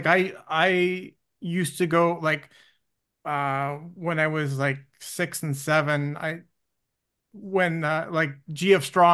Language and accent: English; Burnaby, British Columbia, Canada; I grew up in Burnaby and there was tons of kids